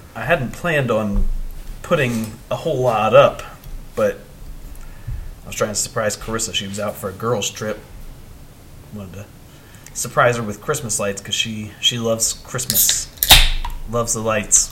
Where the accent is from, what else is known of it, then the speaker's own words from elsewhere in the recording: St. Louisville, Ohio, United States; also born or lived in Heath / Mount Vernon; I grew up in St. Louisville. Uh, lived there pretty much my whole life, outside of going to Heath for a few years and Mount Vernon for a couple years